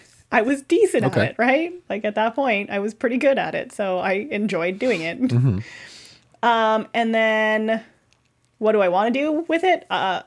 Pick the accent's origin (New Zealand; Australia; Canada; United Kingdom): Canada; Meaford, Ontario; also born or lived in Owen Sound / Midland; Owen Sound, but technically I'm from Meaford, but technically I'm not from either of those places, cause that's not where I was born.